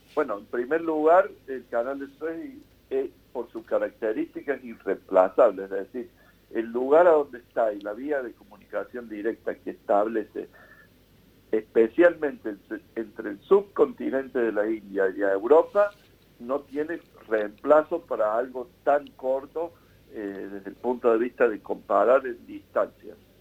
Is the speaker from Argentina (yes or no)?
yes; Argentina; Lo vemos nosotros como argentinos